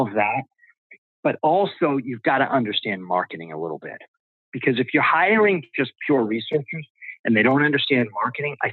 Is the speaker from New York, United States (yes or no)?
no; Boston, Massachusetts, United States; I'm from Boston